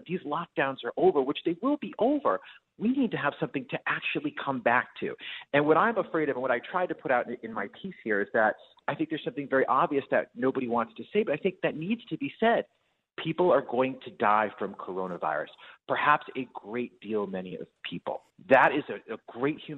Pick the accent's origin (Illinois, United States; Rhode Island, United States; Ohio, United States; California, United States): Rhode Island, United States; now in Maryland, United States; I am from Rhode Island. My mom and dad are in Providence, Rhode Island